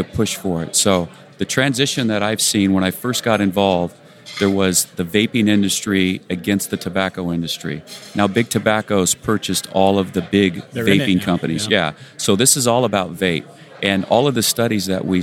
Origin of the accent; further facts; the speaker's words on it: Rancho Cucamonga, California, United States; In Rancho Cucamonga, California